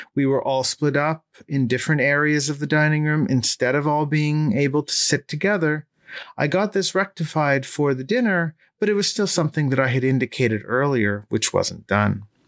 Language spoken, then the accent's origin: English; Toronto, Ontario, Canada; my hometown of Toronto